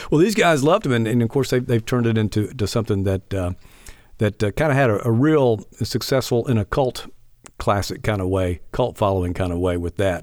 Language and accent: English; Leland, United States; also born or lived in Meridian; growing up in Leland